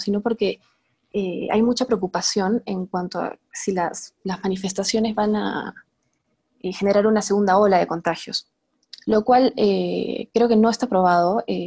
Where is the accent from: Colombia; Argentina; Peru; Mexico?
Peru; Arequipa; Yo soy de Arequipa